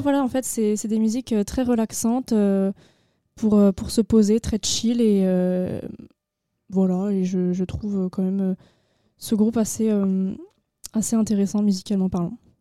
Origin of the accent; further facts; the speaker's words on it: Agen, Nouvelle-Aquitaine, France; J'ai 18 ans et je viens d'Agen